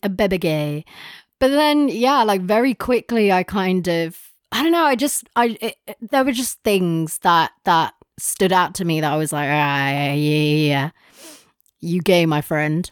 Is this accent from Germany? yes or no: no; London, United Kingdom; we grew up in London